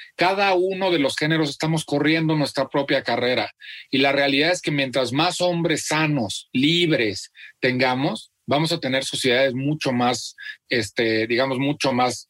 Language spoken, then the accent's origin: Spanish; Celaya, Guanajuato, Mexico; nací en Celaya, Guanajuato